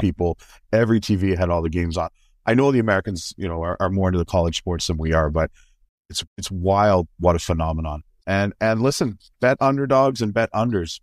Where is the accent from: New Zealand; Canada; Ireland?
Canada; as a Canadian